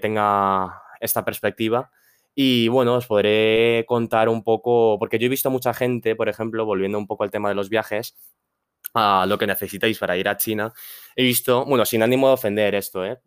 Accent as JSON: {"language": "Spanish", "country": "Spain", "tie": "born or raised there", "said": "soy un chico eh, chino que ha nacido aquí en España, padres chinos, obviamente. Ha nacido y crecido en España."}